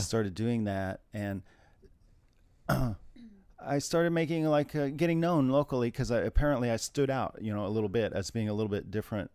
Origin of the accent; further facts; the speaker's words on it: Terre Haute, Indiana, United States; moved away as an adult; also born or lived in Bloomington, Indiana / Hoboken, New Jersey / New York City; I'm from Indiana. I'm from t- the area of Terre Haute, Indiana